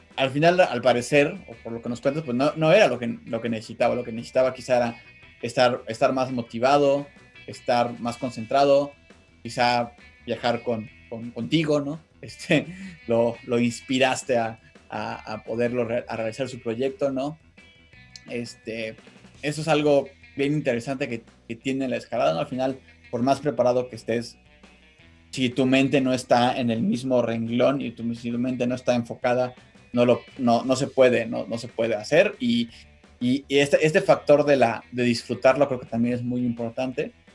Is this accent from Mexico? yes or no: yes; Mexico; nuestro país